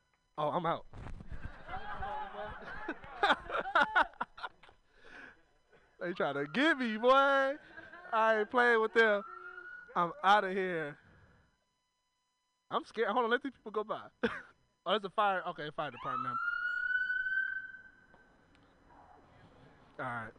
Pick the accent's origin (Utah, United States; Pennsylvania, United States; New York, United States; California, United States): California, United States; Oakland; I'm from Oakland.